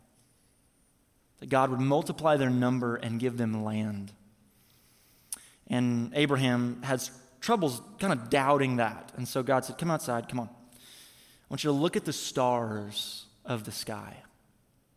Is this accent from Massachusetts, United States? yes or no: no; Missouri, United States; now in Tampa, United States; I'm from Missouri, so is my wife